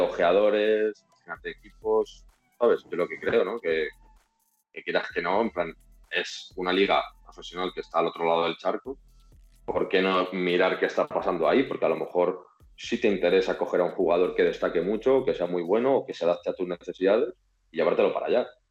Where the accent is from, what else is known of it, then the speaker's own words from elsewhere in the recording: Madrid, Community of Madrid, Spain; also born or lived in Rivas / Reus; me vengo aquí desde Madrid, yo soy de Madrid